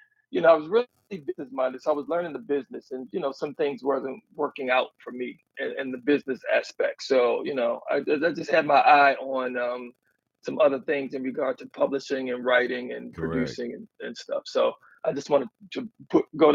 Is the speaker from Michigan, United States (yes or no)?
no; Baltimore, Maryland, United States; I'm from Baltimore, Maryland.